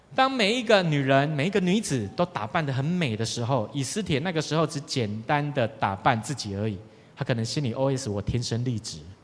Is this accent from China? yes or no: no; Taiwan; 我们台湾人